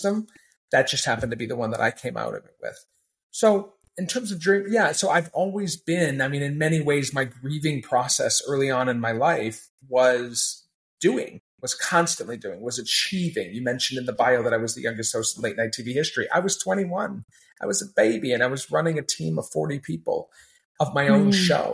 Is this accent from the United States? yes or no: yes; Maine, United States; I had an odd upbringing where I grew up in Maine